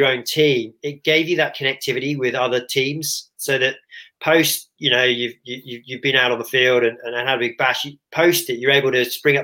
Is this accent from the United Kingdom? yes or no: yes; England, United Kingdom; as an Englishman